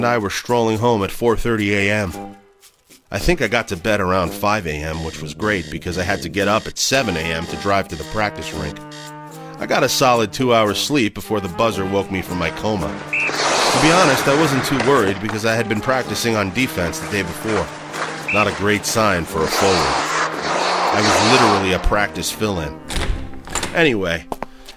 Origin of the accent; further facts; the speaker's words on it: Dryden, Ontario, Canada; We grew up in Dryden, a small mill town in northwestern Ontario, 400 kilometers east of Winnipeg.